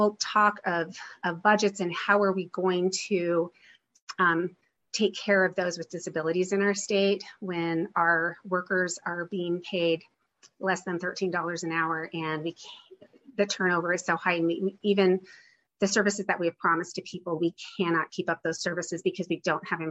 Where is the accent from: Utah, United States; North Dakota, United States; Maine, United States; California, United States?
Utah, United States; I'm from Utah County